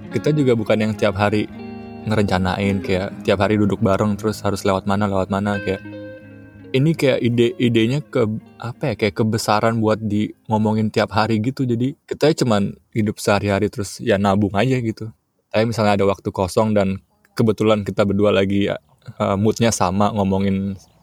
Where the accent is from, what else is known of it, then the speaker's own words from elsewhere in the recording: Jakarta, Indonesia; aku apa gede di Jakarta